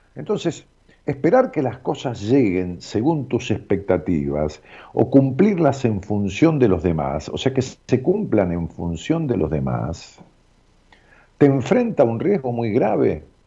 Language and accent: Spanish; Ramos Mejía, Buenos Aires Province, Argentina; allá en mi pueblo donde nací, en Ramos Mejía